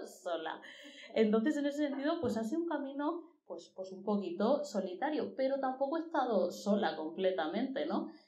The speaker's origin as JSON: {"language": "Spanish", "town": "Murcia", "region": "Region of Murcia", "country": "Spain", "said": "soy de provincia, de Murcia"}